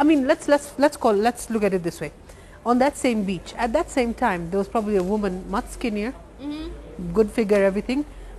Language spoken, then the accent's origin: English; Kenya; we're Kenyan. Mm-hmm. I've lived here my entire life. I was born here.